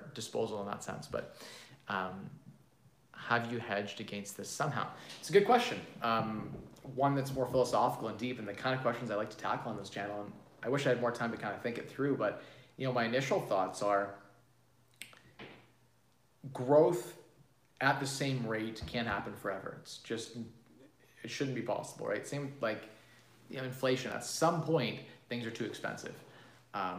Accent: Canada; As a Canadian

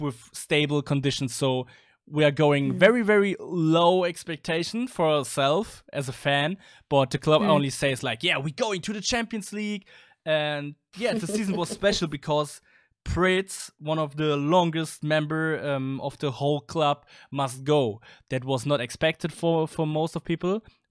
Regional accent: Berlin, Germany; English is a second language; I'm from Berlin

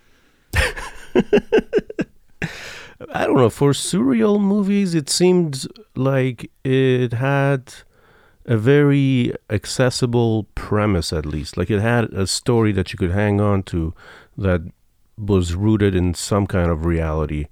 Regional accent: Iran; moved away; I'm from Iran

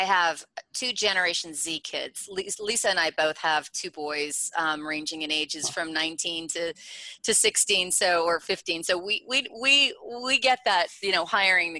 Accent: New York City, New York, United States; I'm from New York City

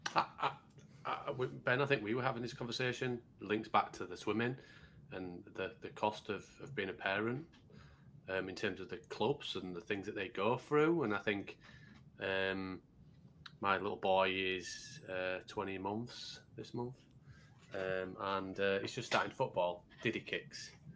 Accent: Yorkshire and the Humber, United Kingdom; I'm a Yorkshireman

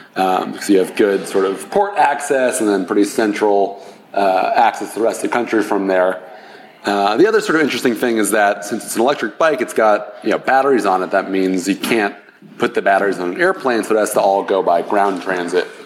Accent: Los Angeles, California, United States; I grew up in uh, Los Angeles

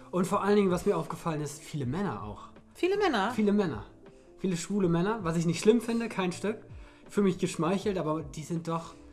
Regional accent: Lower Saxony, Germany; Ich komme hier aus dem Dorf Festival leding

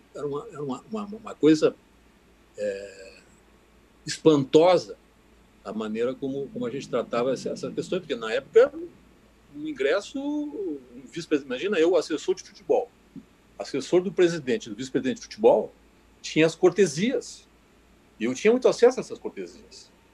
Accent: Barra do Ribeiro, Rio Grande do Sul, Brazil; eu me criei na Barra.

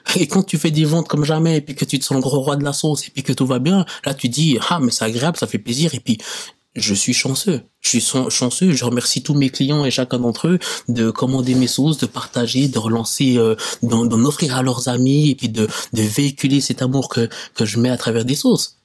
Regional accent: Switzerland; Certes, j'ai pas vécu longtemps dans mon pays d'origine, mais je sais que la situation là-bas n'est pas la même. Ici en Suisse

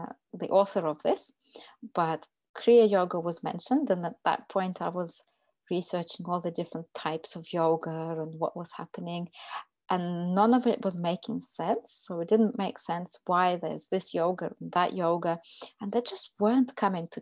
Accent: Russia; moved away as an adult; now in United Kingdom; I'm originally from Russia.

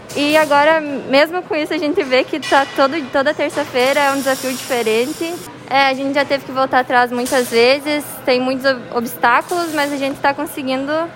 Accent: Fortaleza dos Valos, Rio Grande do Sul, Brazil; eu sou de Fortaleza dos Valos

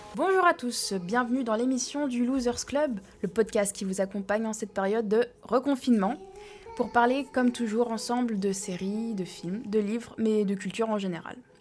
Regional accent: France; now in United States; en tant que Français

